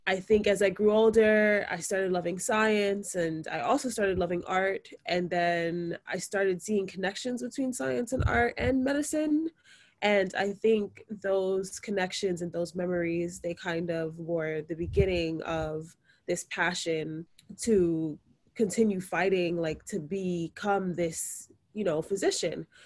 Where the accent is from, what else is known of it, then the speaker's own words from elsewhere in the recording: New York City, New York, United States; I am a second year medical student. I was born and raised in Brooklyn, New York, to a Jamaican mother and a Nigerian father.